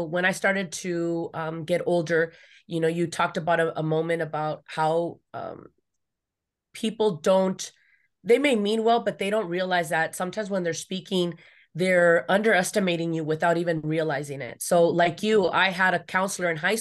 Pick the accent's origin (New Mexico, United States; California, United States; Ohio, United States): California, United States; Los Angeles; I grew up here in the San Fernando Valley, you know, outskirts